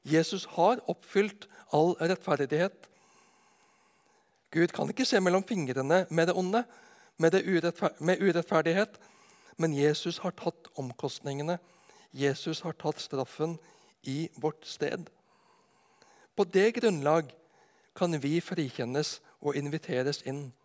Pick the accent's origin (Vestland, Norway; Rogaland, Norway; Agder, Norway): Agder, Norway; Arendal; moved away as an adult; also born or lived in Ås; Når jeg blir spurt hvor jeg kommer ifra, så holder det ikke å si at jeg kommer ifra Nedenes vest for Arendal, hvor jeg bodde fra jeg var åtte til jeg flytta ut til Oslo for å studere.